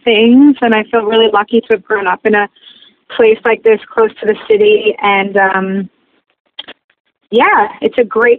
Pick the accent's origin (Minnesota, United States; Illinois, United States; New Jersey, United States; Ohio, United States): New Jersey, United States; I'm from Bergen County, so that's like North Jersey. It's about 30 minutes from New York City. It's like a suburb of the city. It's a small little community. It's a train town